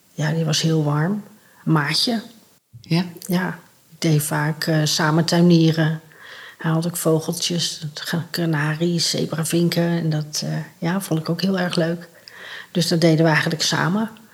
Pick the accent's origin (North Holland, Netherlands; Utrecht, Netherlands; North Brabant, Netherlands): North Brabant, Netherlands; also born or lived in Rotterdam; ik ben opgegroeid in Brabant in een warm, gezellig gezin